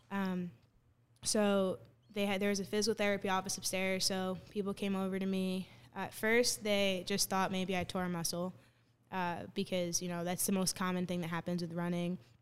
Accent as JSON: {"language": "English", "town": "Bloomfield", "region": "New Jersey", "country": "United States", "said": "I'm from Bloomfield, New Jersey"}